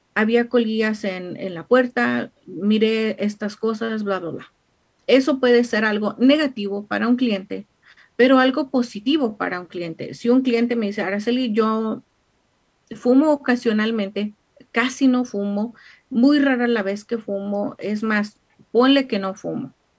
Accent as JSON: {"language": "Spanish", "country": "Mexico", "moved": "yes", "lives_now": "United States", "said": "como típica mexicana"}